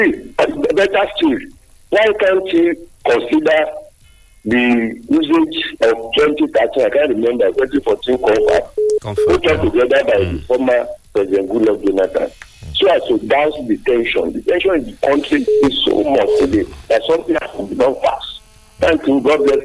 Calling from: Owu, Ogun State, Nigeria; And I am calling from Owu Kingdom.

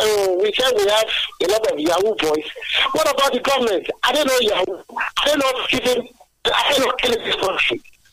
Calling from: Abeokuta, Ogun State, Nigeria; Yes, I'm coming from Abeokuta this morning.

